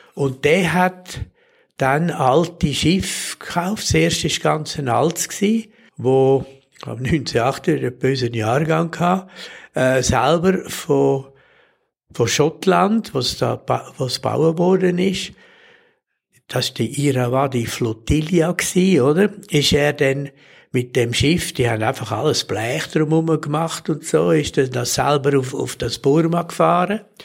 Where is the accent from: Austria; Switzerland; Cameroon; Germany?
Switzerland; als Schweizer